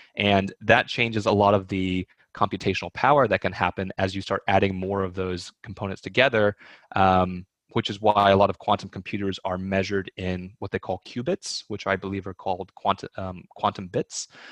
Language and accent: English; East Texas, United States; moved away; also born or lived in Hong Kong; half Chinese and half Swedish and growing up in East Texas